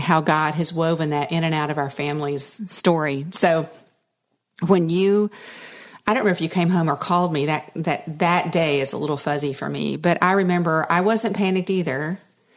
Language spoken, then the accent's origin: English; Dallas, Texas, United States; I was raised in Dallas-Fort Worth with the Dallas Cowboys